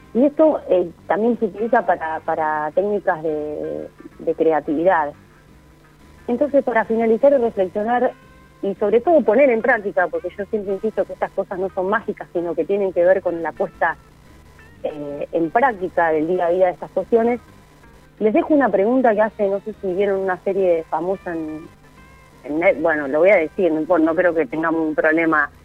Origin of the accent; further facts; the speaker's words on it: Argentina; la cultura que tenemos como argentinos